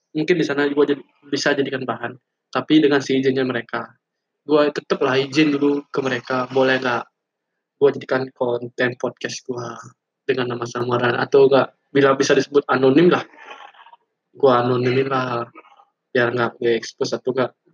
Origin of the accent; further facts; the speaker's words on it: Bali, Indonesia; now in Denpasar, Indonesia; gue tinggal di Bali gue asli Bali orangnya dan gue kampung gue lebih tepatnya kampung gue ada di suatu daerah di Bali lah